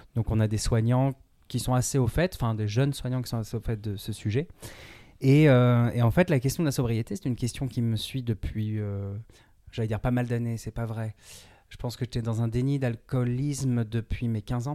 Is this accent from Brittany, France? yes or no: yes; Brittany, France; moi, je suis breton